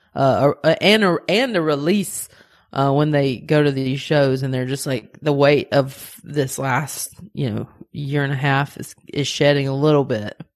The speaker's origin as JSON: {"language": "English", "region": "the South", "country": "United States", "said": "I am Southern"}